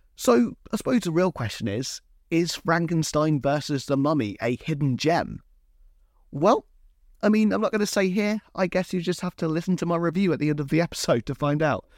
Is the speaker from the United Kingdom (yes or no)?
yes; Hampshire, South East England, United Kingdom; I come from Hampshire in England